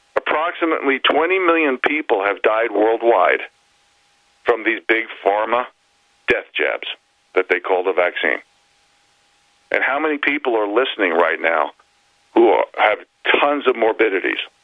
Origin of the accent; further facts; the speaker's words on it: New York City, New York, United States; moved away as an adult; now in Northern Rockies, United States; I grew up in New York City